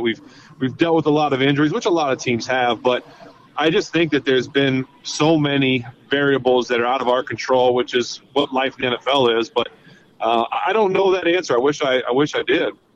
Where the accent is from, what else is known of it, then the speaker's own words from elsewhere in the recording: Ohio, United States; I'm from Ohio, a couple hours like literally away. I went to school in Ohio